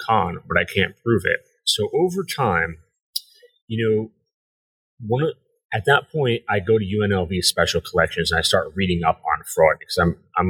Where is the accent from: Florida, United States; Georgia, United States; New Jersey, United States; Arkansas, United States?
New Jersey, United States; I grew up in New Jersey, right outside Manhattan